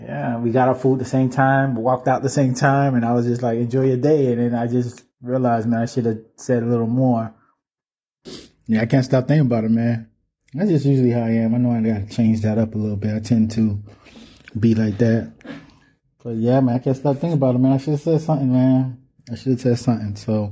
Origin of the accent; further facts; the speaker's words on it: Miami, Florida, United States; I told her I was from Miami.